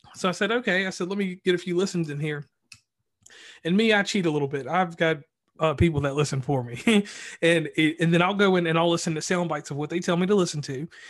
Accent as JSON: {"language": "English", "town": "Lynchburg", "region": "Virginia", "country": "United States", "said": "I'm from this place called Lynchburg, Virginia"}